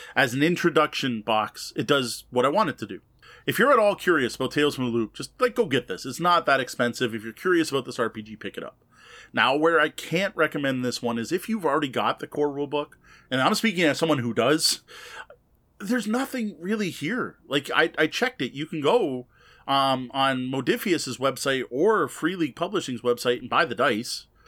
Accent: Canada; I, as a Canadian

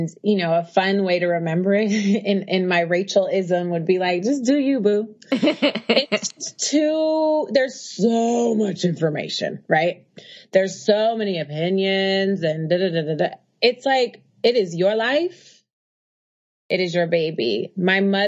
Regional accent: Oakland, California, United States; also born or lived in Harlem, New York; now in New York, United States; I'm a girl from Oakland who lives in Harlem

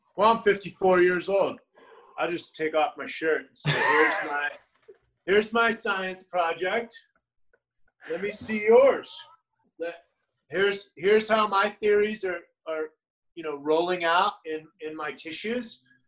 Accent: United States; I'm an American

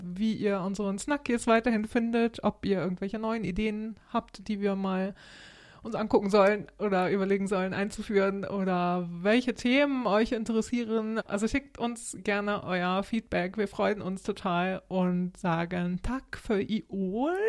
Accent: Germany; als Deutscher

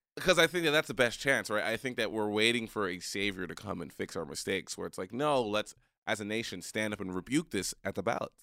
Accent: Haiti; I'm a Haitian man.

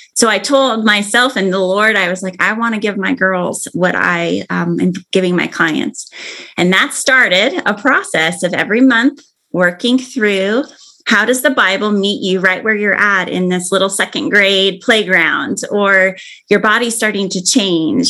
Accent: Arizona, United States; now in Oregon, United States; I grew up in Arizona

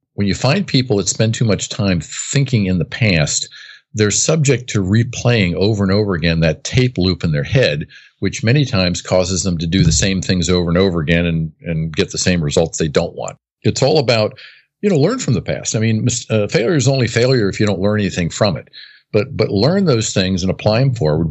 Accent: United States; I was born and raised on the East Coast, right outside of Washington, D C.

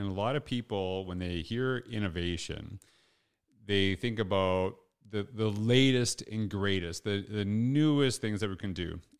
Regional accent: Canada; I don't know if I'm allowed there as a Canadian right now, so who knows, right?

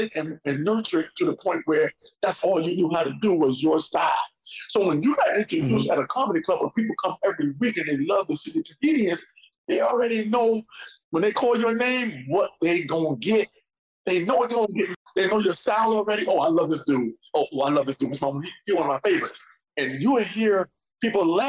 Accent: New York, United States; growing up in New York

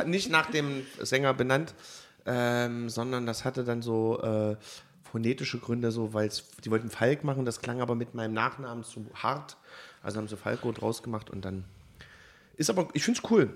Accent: Germany; als Piefke

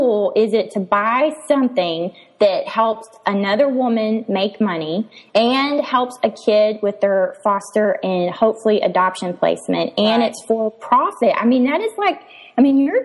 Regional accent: East Texas, United States; I'm from East Texas

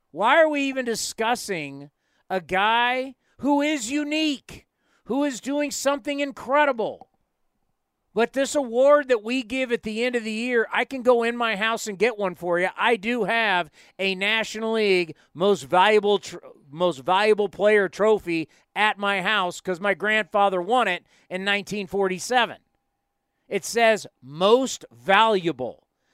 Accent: San Diego, California, United States; moved away as an adult; now in San Jose, United States; I grew up in San Diego

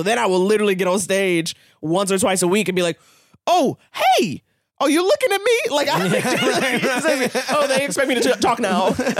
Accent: New York, United States; moved away as an adult; now in Los Angeles, United States; born and raised in New York.

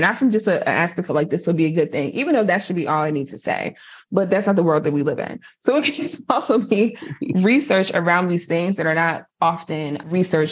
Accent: New Jersey, United States; I'm from Jersey

